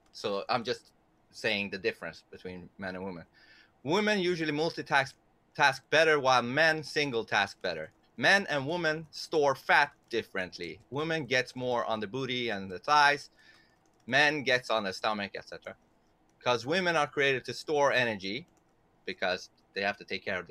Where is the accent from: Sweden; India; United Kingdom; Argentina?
Sweden; English is a second language; I'm a Persian from Sweden, so excuse my English sometimes